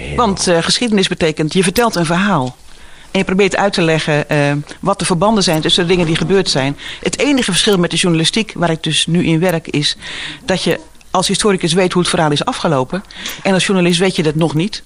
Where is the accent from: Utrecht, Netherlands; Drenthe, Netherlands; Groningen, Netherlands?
Utrecht, Netherlands; Woerden; moved away as an adult; also born or lived in Waarder / Driebruggen / Gouda; now in Giessenburg, Netherlands; Ik ben geboren in Woerden. Eh, en mijn familie zijn uh, kruideniers en eh, vee, en melkveehouders uit Waarder en Driebruggen. Dus ik ben geboren, eigenlijk opgegroeid ook een beetje in de stad, maar vooral ook in de polder.